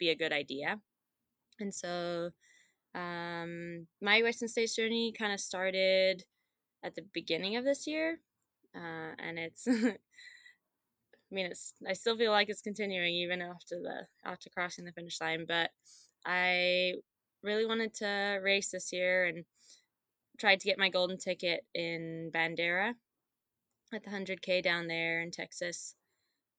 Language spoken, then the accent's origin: English; Zimbabwe; moved away; also born or lived in Gunnison, Colorado; I'm originally from Zimbabwe